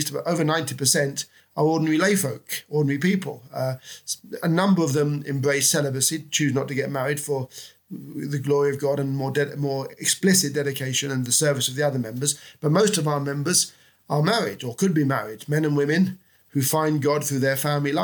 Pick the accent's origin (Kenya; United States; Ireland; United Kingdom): United Kingdom; London; moved away as an adult; also born or lived in Spain / Rome / Portugal / France; now in Oxford, United Kingdom; I was born and brought up in London.